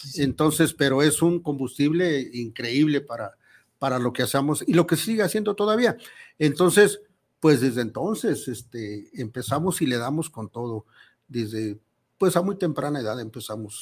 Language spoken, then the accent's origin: Spanish; Tonalá, Jalisco, Mexico; nacimos en Tonalá